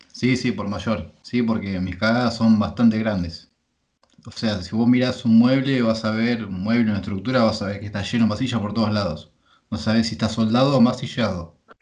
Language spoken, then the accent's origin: Spanish; Pergamino, Buenos Aires Province, Argentina; yo soy de Pergamino, es una ciudad de 100.000 habitantes, imagínate, nos conocemos todos.